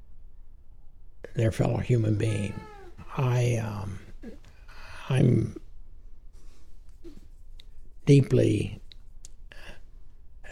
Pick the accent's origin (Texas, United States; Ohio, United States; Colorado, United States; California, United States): Texas, United States; I'm a Texan before anything else